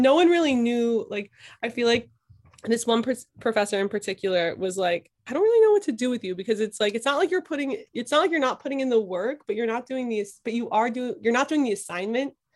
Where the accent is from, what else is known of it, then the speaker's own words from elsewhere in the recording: Philadelphia, Pennsylvania, United States; now in Brooklyn, United States; I was born and raised in Philadelphia in, um, in, like, Northeast Philly